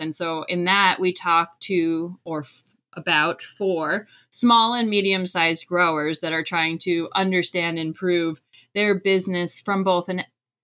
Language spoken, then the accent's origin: English; Florida, United States; moved away as an adult; also born or lived in Maryland; I grew up in Florida